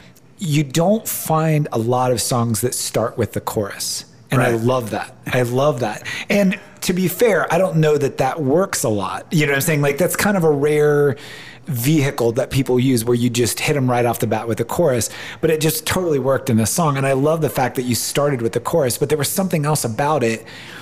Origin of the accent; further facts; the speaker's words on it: Ohio, United States; moved away; I'm from Ohio, and I love living out here, but I'm far from my family